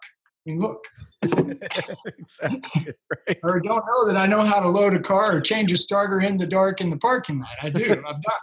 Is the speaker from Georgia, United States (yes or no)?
no; Joplin, Missouri, United States; I'm from Joplin, Missouri. Been there my whole life